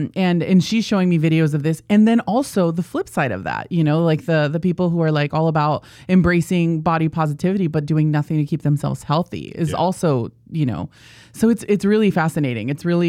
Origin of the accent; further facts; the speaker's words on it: National City, California, United States; Yeah, I was born and raised in San Diego. My mom is technically like the first generation here in the United States.